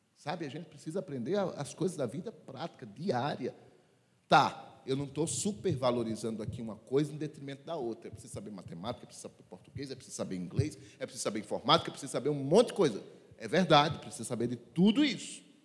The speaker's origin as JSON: {"language": "Portuguese", "region": "Sertão", "country": "Brazil", "said": "eu sou lá do sertão e lá na minha terra dizia assim"}